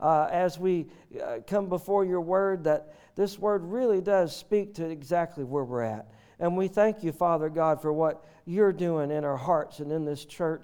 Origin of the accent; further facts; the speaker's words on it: the South, United States; we're from the South